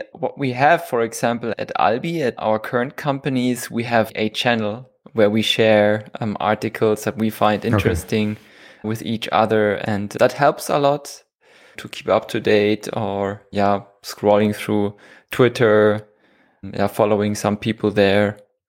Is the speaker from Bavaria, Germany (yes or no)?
yes; Munich, Bavaria, Germany; moved away as an adult; now in Switzerland; I'm from Germany. Okay. From Munich.